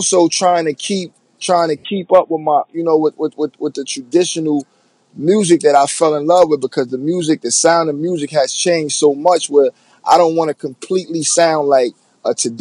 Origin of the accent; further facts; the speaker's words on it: New York City, New York, United States; I'm from New York. I'm from the Bronx